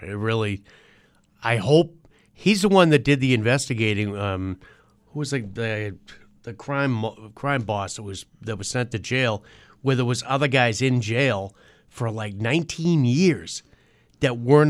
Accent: Massachusetts, United States; I'm from Massachusetts.

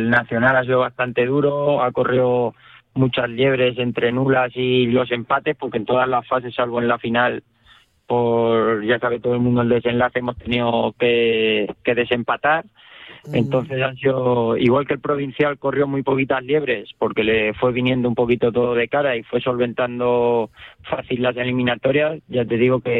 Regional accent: Castilla-La Mancha, Spain; Y yo, por ejemplo, como castellano manchego y por experiencia

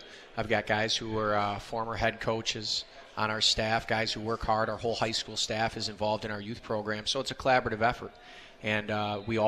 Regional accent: Oconomowoc, Wisconsin, United States; I grew up in Oconomowoc, Wisconsin

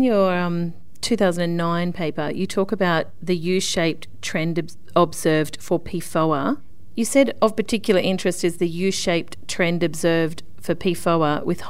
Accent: Sydney, New South Wales, Australia; I'm from Sydney

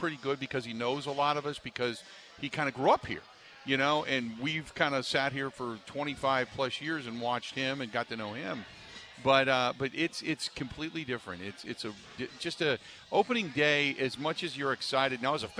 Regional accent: Cincinnati, Ohio, United States; moved away as an adult; now in Wisconsin, United States; I grew up in Cincinnati, and that was where the Finley Market Parade took place.

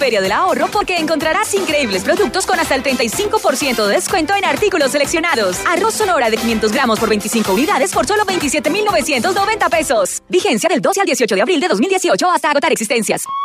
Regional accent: Ibagué, Tolima, Colombia; Yo soy de Ibagué, pero tolimense mucho honor

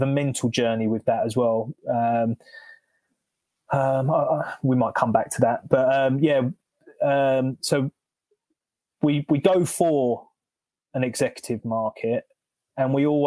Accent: London, United Kingdom; moved away as an adult; now in North Hertfordshire, United Kingdom; I'm originally from South London. Now we're in North Betts, rural North Betts

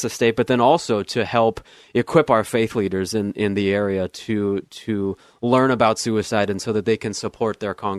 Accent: United States; moved away as an adult; also born or lived in Southern California / Arizona / Flagstaff, Arizona; now in Oregon, United States; I grew up in Southern California and also Arizona. My wife and I moved here in 2008.

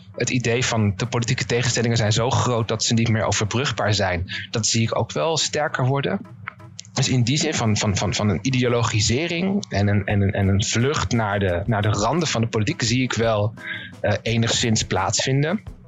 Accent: Netherlands; ik misschien als Nederlander

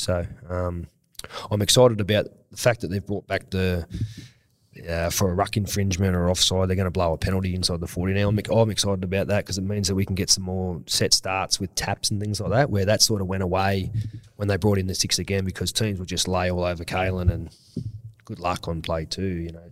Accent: Sydney, New South Wales, Australia; I'm from Western Sydney

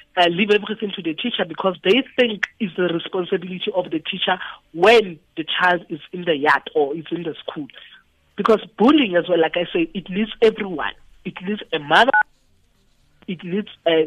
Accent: Itsoseng, North West, South Africa; moved away; Where I come from, I'm from Itu Seng.

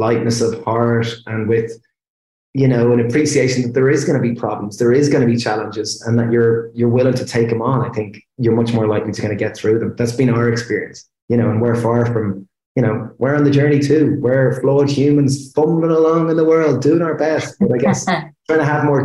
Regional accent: Ireland; we're Irish people and we're chefs

